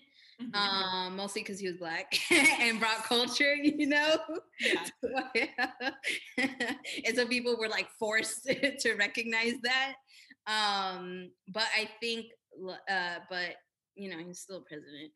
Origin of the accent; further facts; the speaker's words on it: Southern California, United States; I'm from Southern California